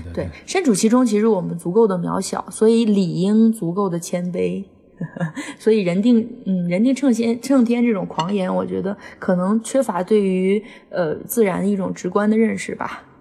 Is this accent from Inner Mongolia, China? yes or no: yes; Inner Mongolia, China; 我们小时候在内蒙古